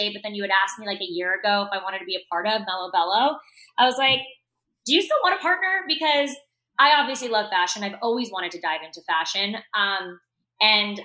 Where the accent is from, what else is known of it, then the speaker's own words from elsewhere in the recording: Parkland, Florida, United States; I grew up in Parkland, Florida.